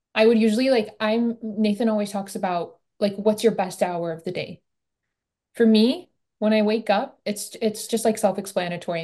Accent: Michigan, United States; I'm from Michigan

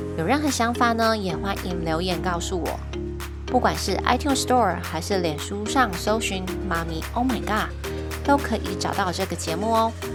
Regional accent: Taiwan; 我们台湾传统在学校学中文的方式

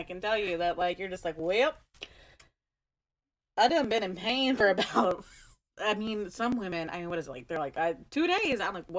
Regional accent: United States; apologize for being American in every episode.

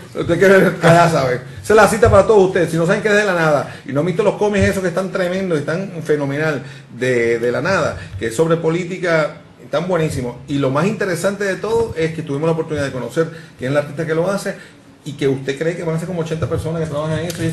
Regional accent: Puerto Rico

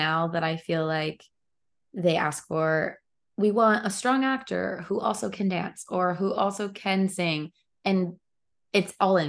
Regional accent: Kansas, United States; moved away; I grew up in Kansas

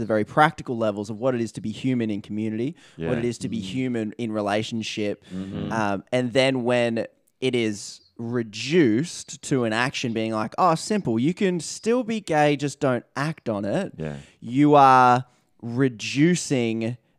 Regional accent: Australia; we're Australian

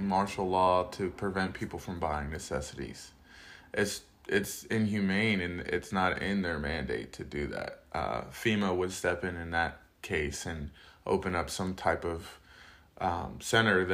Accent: Piscataway, New Jersey, United States; now in Pittsburgh, United States; I was raised in Jersey most of my life.

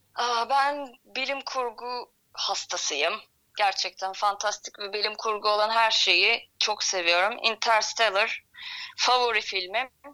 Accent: İzmir, Turkey; moved away as an adult; also born or lived in Istanbul; ben İzmirliyim zaten. Yaklaşık bir 10 yıl kadar İstanbul'da yaşadım.

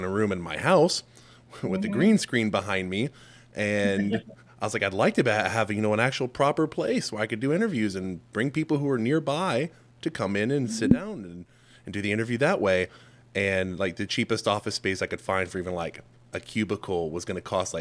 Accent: Texas, United States; moved away as an adult; also born or lived in South Carolina / Saratoga Springs, New York; I'm from Texas

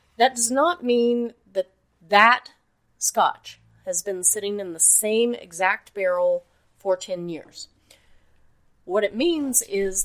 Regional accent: Oklahoma, United States; now in Akron, United States; I'm from Oklahoma. We downplay everything, and the more we downplay it, the more impressed we are.

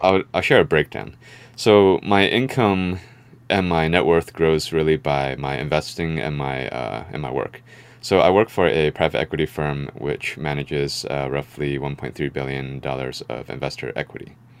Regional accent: San Francisco Bay Area, California, United States; I was born here in the Bay Area, uh, San Francisco Bay Area. Um, so I would say that we had a pretty middle class lifestyle. Um, you know, growing up

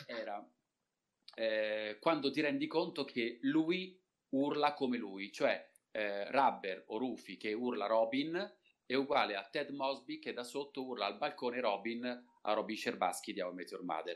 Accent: Turin, Piedmont, Italy; io sono di Torino di nascita

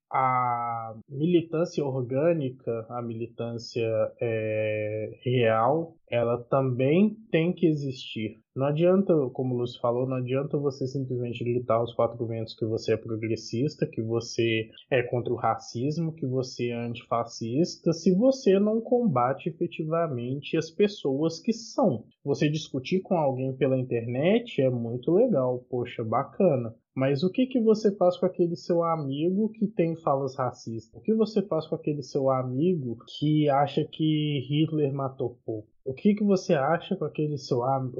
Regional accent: Minas Gerais, Brazil; Eu sou mineiro, eu sei de casos, eu sei de histórias que só circulam dentro de Minas Gerais

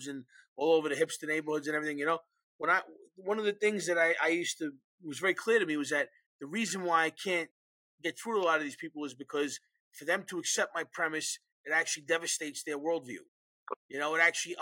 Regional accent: New York City, New York, United States; Born and raised in New York City

